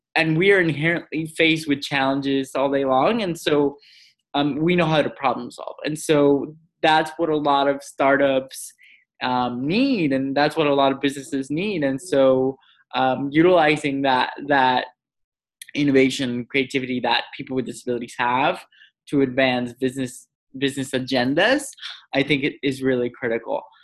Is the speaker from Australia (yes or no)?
no; Mexico; I grew up in Mexico